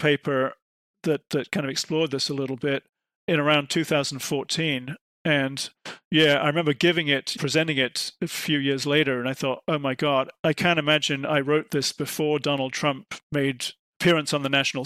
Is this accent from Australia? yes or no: no; United Kingdom; I'm from Britain